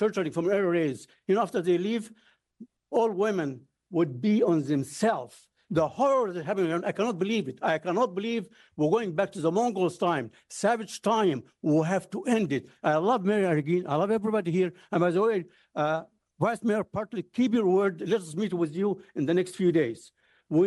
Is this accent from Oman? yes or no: no; Cairo, Cairo Governorate, Egypt; now in United States; I was born in Egypt, and I was under air raids in 1948 as a baby, 1956, some years old, by the British, French, and the Israelis. It was a horrible few months. To live under air raids is horrible. I was a kid. My mother used to hold all of us around and cries. The school next to our building, next to our house in Cairo, was bombed